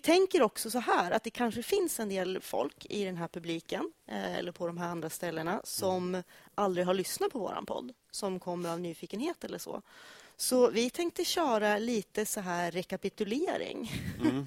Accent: Sundsvall, Västernorrland County, Sweden; jag är uppvuxen i Sundsvall

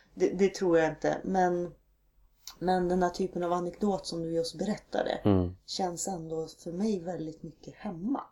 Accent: Norrland inland, Sweden; moved away; på något sätt är det här barndom för mig

